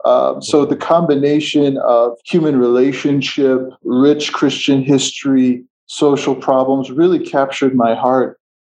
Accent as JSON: {"language": "English", "area": "outside of Chicago, Midwest", "region": "Illinois", "country": "United States", "tie": "born or raised there", "moved": "as an adult", "lives_now": "Ethiopia", "said": "I was born and raised outside of Chicago in the Midwest of the United States"}